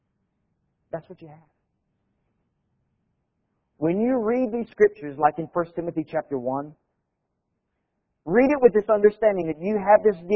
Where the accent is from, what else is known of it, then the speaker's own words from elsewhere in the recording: Hawaii, United States; I grew up in Hawaii